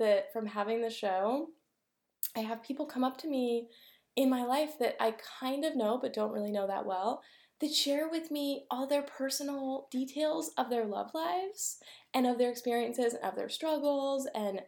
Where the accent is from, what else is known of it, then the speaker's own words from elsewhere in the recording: Garberville, California, United States; We're at my hometown in Garberville, California right now